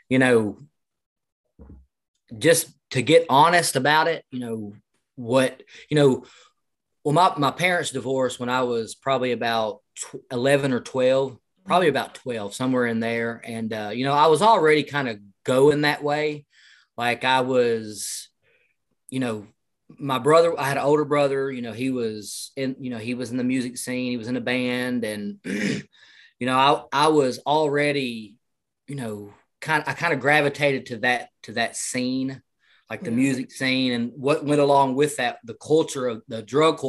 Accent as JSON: {"language": "English", "town": "El Dorado", "region": "Arkansas", "country": "United States", "said": "I'm from El Dorado, Arkansas"}